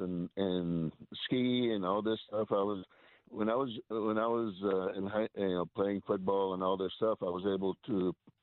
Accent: Los Angeles, California, United States; I grew up in Hollywood, California

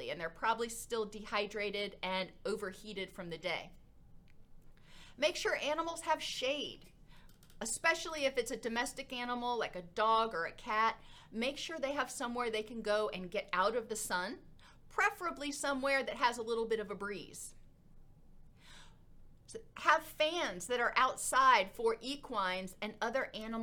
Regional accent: Florida, United States; now in Middle Tennessee, United States; I grew up in Florida

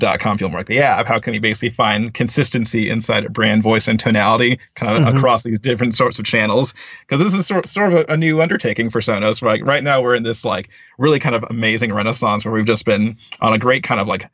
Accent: Northern Virginia, United States; moved away as an adult; also born or lived in Arlington, Virginia / Washington, D.C.; now in California, United States; I grew up in Northern Virginia. I've lived in like, you know, the Arlington, D.C. kind of metro area my entire life

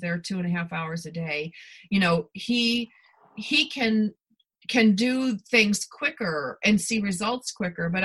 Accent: Buffalo, New York, United States; moved away; I'm originally from Buffalo.

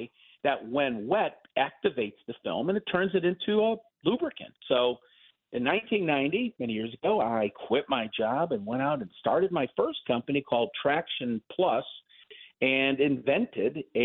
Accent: Texas, United States; Texas, my home state

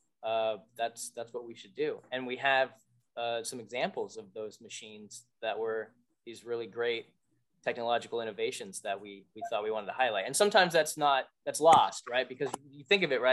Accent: West Coast, United States; now in Springfield, Massachusetts, United States; I'm from the West Coast

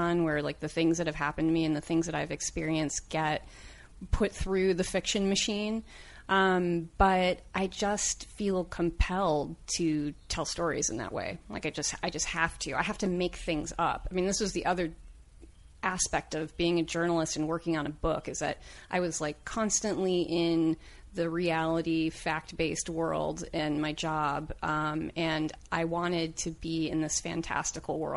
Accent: Oak Park, Illinois, United States; also born or lived in Upland, California / Marion, Alabama; now in Los Angeles, United States; we moved up to Oak Park, Illinois, when I was about 9 or 10

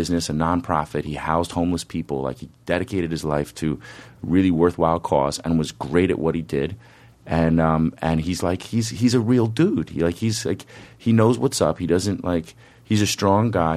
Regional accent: White Plains, New York, United States; also born or lived in Oregon; now in Nyack, United States; I live in Nyack. I grew up in White Plains

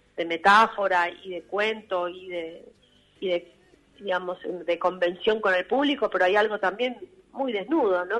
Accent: Buenos Aires, Argentina; somos todos de Buenos Aires, pero de capital

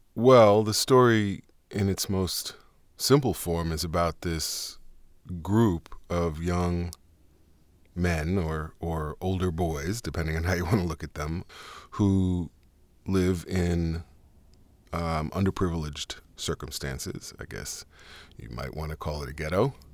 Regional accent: New York City, New York, United States; accent: Harlem; I'm from New York

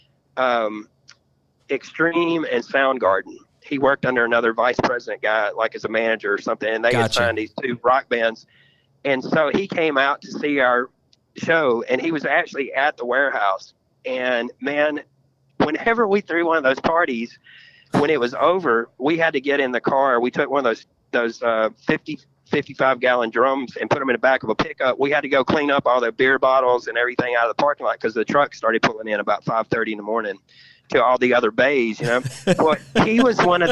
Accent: Memphis, Tennessee, United States; We grew up in Memphis. We got signed out of Memphis.

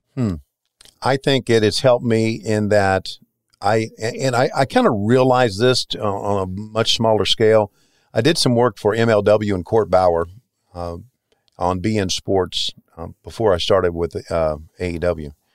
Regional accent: the South, United States; moved away as an adult; I left, uh, my hometown in nineteen eighty-one, so eight years before that, I'd uh, lived in a very redneck, uh, town in, uh, southern, in the South, in the hills

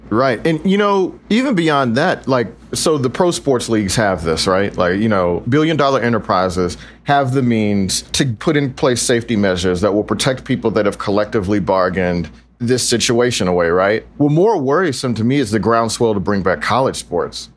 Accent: Texas, United States; moved away; I'm from Texas

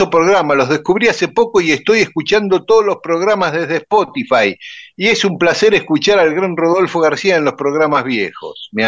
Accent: Paraguay; accent: Guaraní; now in New York, United States; Y a mí también, que vivo en Nueva York, se me nota mi acento guaraní.

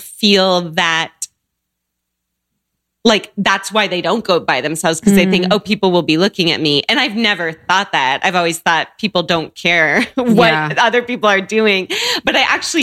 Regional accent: Seattle, Washington, United States; moved away as an adult; also born or lived in Chicago; I grew up in Seattle.

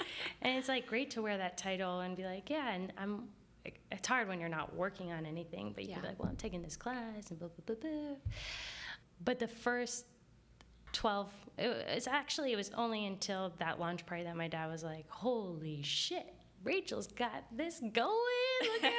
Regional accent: Jersey City, New Jersey, United States; Like, I was from Jersey City. It's like, what?

